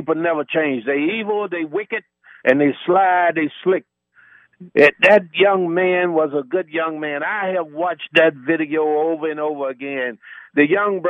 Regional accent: Georgia, United States; also born or lived in Indianapolis, Indiana

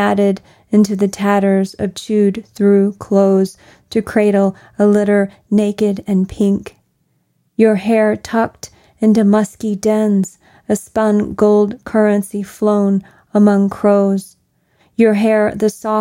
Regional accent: Kentucky, United States; growing up in the Kentucky that I did

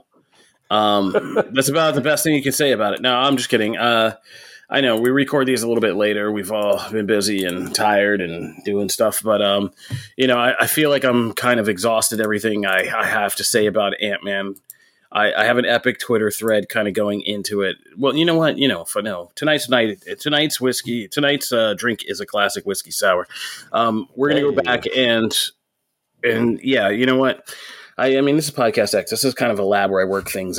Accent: Pennsylvania, United States; I'm from Pennsylvania

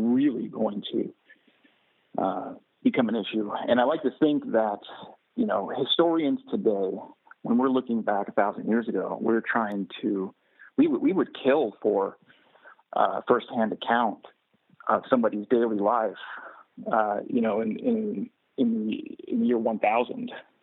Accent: Texas, United States; I'm from Texas

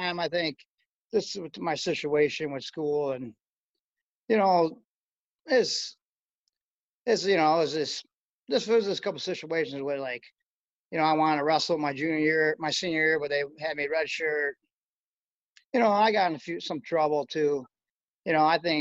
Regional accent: Chicago, Illinois, United States; also born or lived in Ann Arbor, Michigan / Boise, Idaho; I was born in Chicago. I'm a Chicago kid

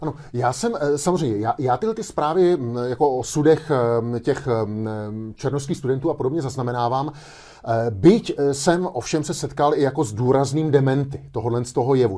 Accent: Czechia

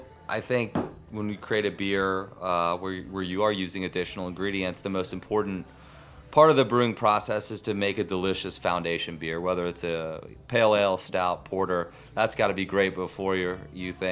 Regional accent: Chicago, Illinois, United States; I am from Chicago

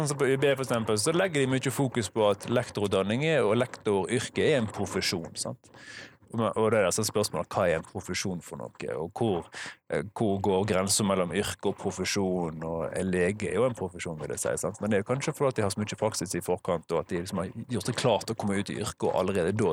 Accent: Norway; Jeg er norsk, og så har jeg engelsk som fag to.

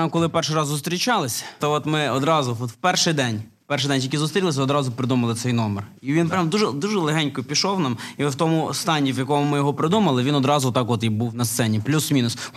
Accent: Moldova; я из Молдовы.

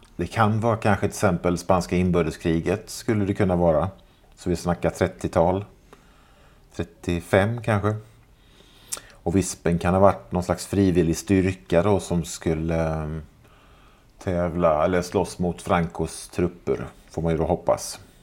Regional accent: Jönköping, Jönköping County, Sweden; moved away; när jag och resten av … fortfarande bodde hemma i Jönköping

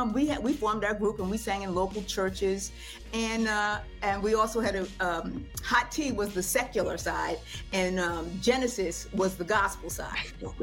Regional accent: Newark, New Jersey, United States; I grew up in Newark.

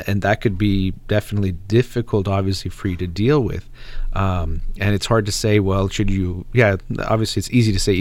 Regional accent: United States; I'm Iranian as far as background goes and my parents, but I was born and raised in the United States

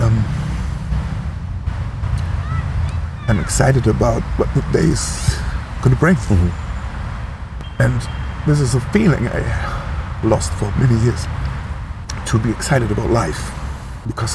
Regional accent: Germany; at home, Germany

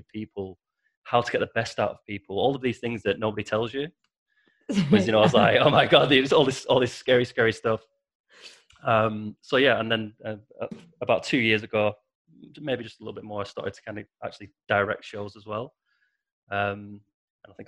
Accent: Preston, North West England, United Kingdom; I'm from Preston originally, and Manchester's about 30 miles from where I live in the north of England

